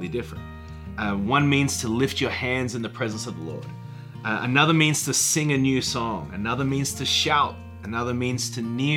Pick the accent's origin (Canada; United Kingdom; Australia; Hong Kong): Australia; moved away as an adult; now in Nashville, United States; I'm from Australia, and I moved to the United States in 1998